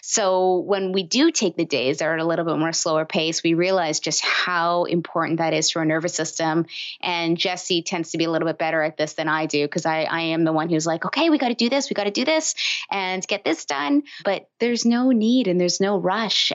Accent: Toronto, Ontario, Canada; moved away as an adult; now in Windsor, Canada; I'm from Toronto, bigger city in Canada

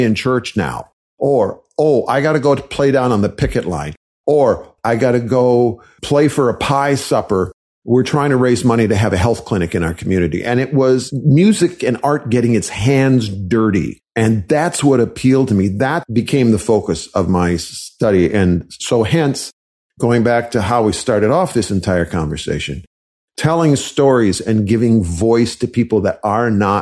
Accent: Wisconsin, United States; I was raised in Wisconsin

